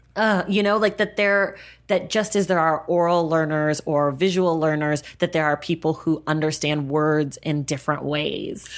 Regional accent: United States; I am Black American

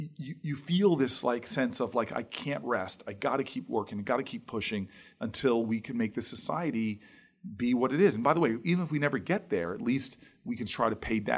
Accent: Harrington Park, New Jersey, United States; Like, I grew up in the town I grew up in Harrington Park.

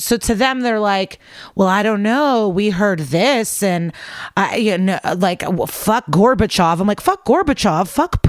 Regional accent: Odesa, Odesa Oblast, Ukraine; now in United States; So we are Russian, but I was born in Ukraine, in Odessa. So like on the Black Sea.

